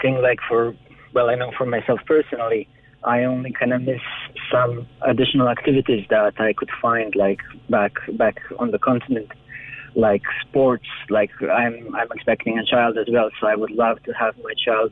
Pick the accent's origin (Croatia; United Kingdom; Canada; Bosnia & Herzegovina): Croatia; moved away as an adult; now in Ireland; I'm from Croatia